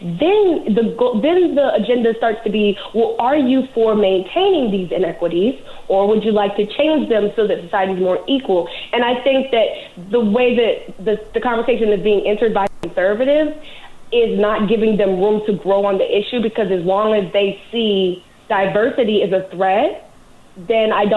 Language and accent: English; New Orleans, Louisiana, United States; I grew up in New Orleans, Louisiana